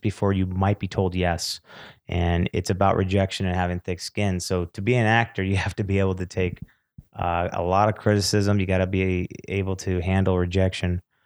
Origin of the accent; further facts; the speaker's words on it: California, United States; also born or lived in Beverly Hills, California; I was born in Beverly Hills, but I was raised in the valley and then the Antelope Valley. uh, which is about sixty miles north of L A.